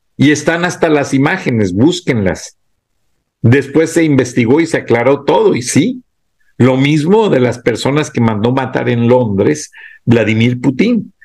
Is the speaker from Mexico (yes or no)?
yes; Mexico; moved away; also born or lived in Atlanta, United States; como mexicano, empleado de la empresa